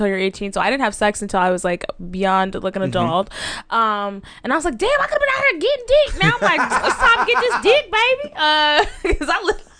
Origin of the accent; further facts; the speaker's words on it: the South, United States; I'm from the South